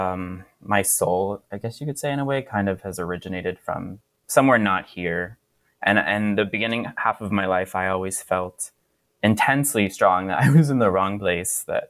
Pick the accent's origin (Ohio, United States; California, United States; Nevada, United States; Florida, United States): Florida, United States; moved away; Growing up in Florida, also, I didn't have a queer community.